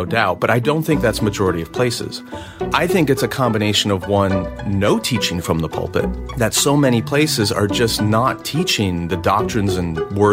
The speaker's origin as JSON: {"language": "English", "country": "United States", "said": "being an American"}